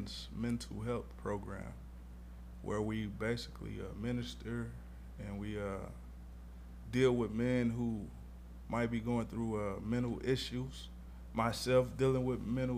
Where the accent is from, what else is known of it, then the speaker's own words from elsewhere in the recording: St. Louis, Missouri, United States; It's where I'm from. I'm from St. Louis, Missouri